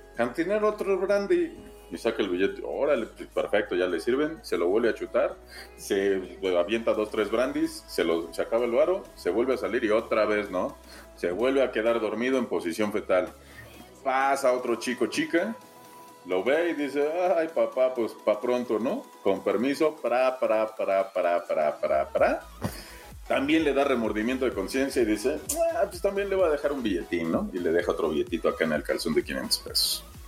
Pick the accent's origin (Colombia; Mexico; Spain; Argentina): Mexico; como mexicanos